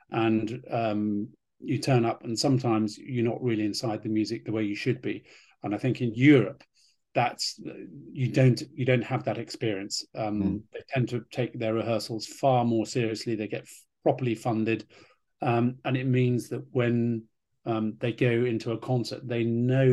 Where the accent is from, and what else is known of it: United Kingdom